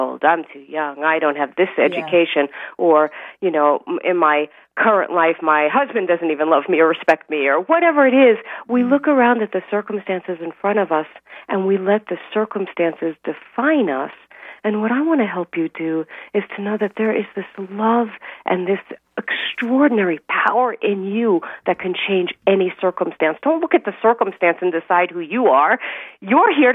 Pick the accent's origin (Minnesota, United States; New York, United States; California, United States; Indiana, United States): New York, United States; New York City; born or raised there